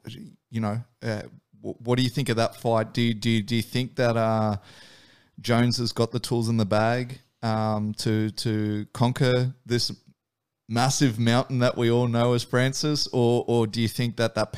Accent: Australia; growing up in Australia, I will say, like, the shoey, we all know about it.

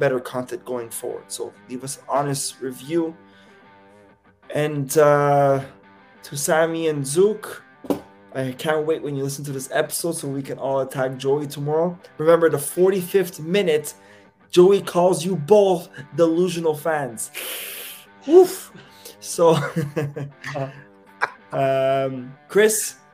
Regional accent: Canada; I'm Canadian.

